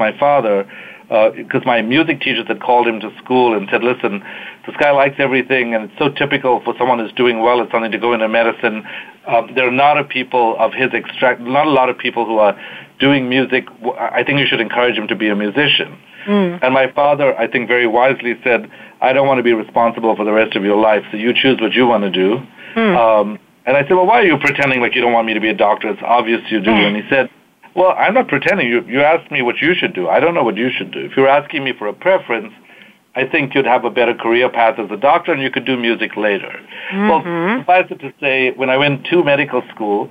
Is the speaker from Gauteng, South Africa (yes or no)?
no; Durban, KwaZulu-Natal, South Africa; moved away as an adult; also born or lived in Cape Town, South Africa; now in United States; I was born in South Africa, fourth generation South African, during apartheid